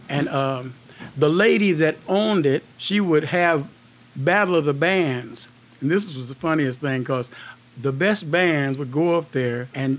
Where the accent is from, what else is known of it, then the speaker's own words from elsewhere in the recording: Columbia, United States; moved away; when I went to my hometown in Columbia